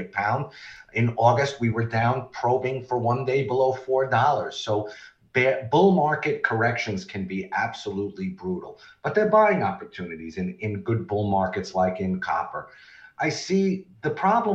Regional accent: Nevada, United States; Nevada, my home state

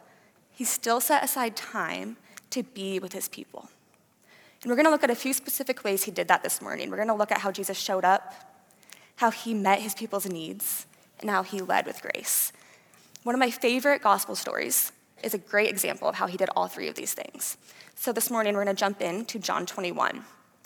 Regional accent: Fort Dodge, Iowa, United States; moved away as an adult; now in Cedar Falls, United States; I am originally from Fort Dodge, Iowa. I grew up there with my mom and dad

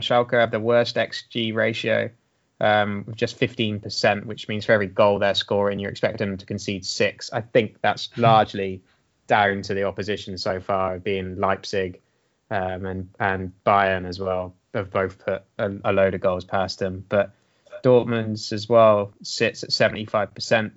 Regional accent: Swindon, South West England, United Kingdom; my hometown of Swindon.

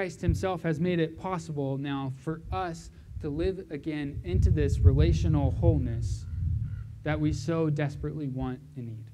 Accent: Southern California, United States; moved away; also born or lived in Vancouver; I grew up in Southern California

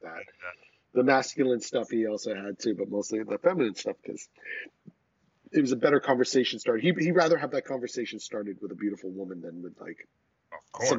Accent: Rockland County, New York, United States; moved away as an adult; also born or lived in Boston; when I was growing up in Rockland County outside of New York

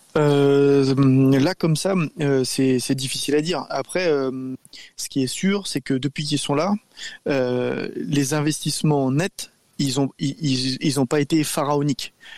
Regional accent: France; chez nous, en France

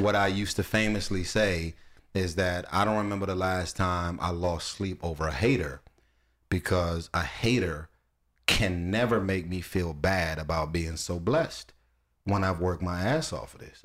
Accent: Los Angeles, California, United States; I'm from Watts

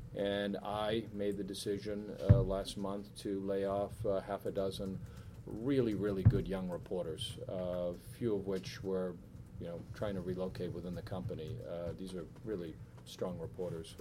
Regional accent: Weymouth, Massachusetts, United States; I come from Weymouth

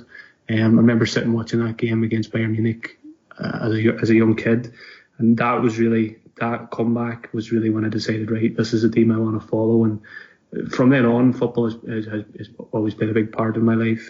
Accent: Donegal, Ulster, Ireland; moved away as an adult; now in Glasgow, United Kingdom; I'm from Donegal in Ireland, but I've been living in Glasgow now for the last just over 2 years now.

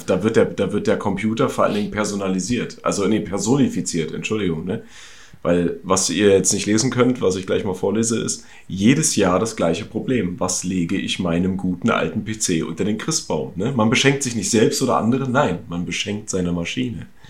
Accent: East Germany, Germany; Ich komme ja aus dem Osten

